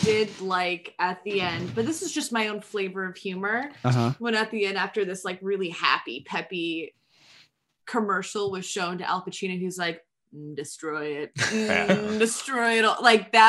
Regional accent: New York City, New York, United States; I'm from Brooklyn.

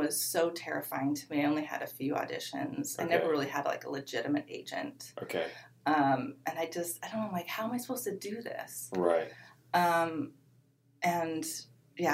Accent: Colorado, United States; moved away as an adult; also born or lived in Seattle, Washington; now in Los Angeles, United States; I grew up in Colorado

